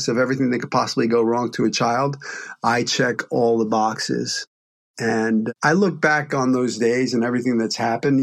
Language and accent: English; New York City, New York, United States; growing up in Brooklyn, especially when I grew up there in the 70s